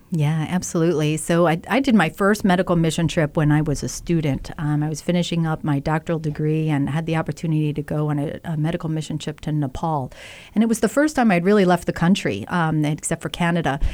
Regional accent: New Jersey, United States; also born or lived in Philadelphia; now in Rochester, United States; I'm from New Jersey originally

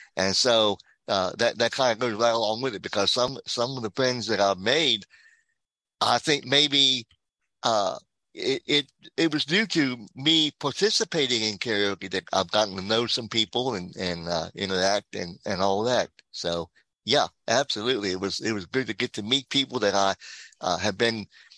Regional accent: Denton, Maryland, United States; I am from Denton, Maryland.

